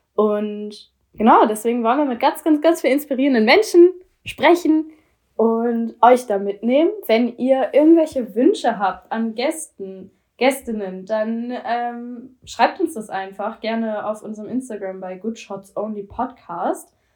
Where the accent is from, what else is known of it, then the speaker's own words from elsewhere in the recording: Hamburg, Germany; Ich komme aus Hamburg.